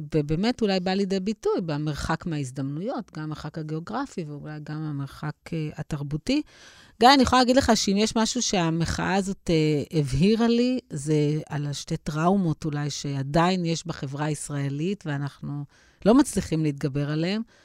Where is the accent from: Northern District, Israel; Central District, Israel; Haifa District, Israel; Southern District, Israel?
Southern District, Israel; Ashdod; לא גדלתי בבית מסורתי, אבל גדלתי באשדוד